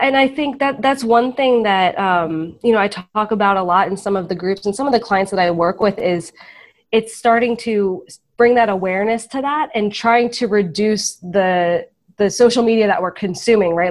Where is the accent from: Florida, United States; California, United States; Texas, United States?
Florida, United States; I'm from Florida